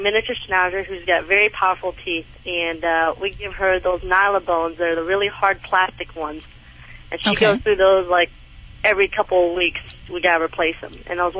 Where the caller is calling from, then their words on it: Tennessee, United States; I'm calling from Tennessee.